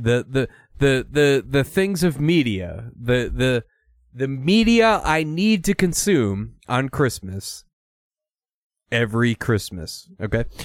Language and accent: English; Minnesota, United States; I'm from Minnesota, and that's what happens when you, when you're born there